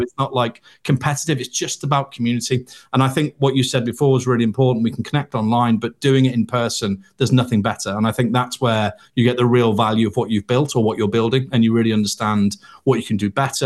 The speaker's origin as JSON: {"language": "English", "town": "Liverpool", "region": "North West England", "country": "United Kingdom", "said": "I was from Liverpool"}